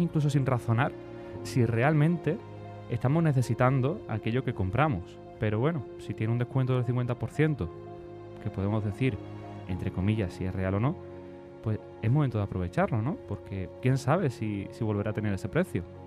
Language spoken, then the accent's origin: Spanish; Spain; somos españoles